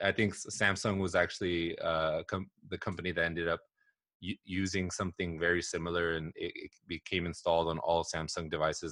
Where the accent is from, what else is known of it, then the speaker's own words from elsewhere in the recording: Southern California, United States; also born or lived in Los Angeles / Bay Area; I grew up here in Southern California, actually. I was born in Los Angeles. Um, I moved around a ton growing up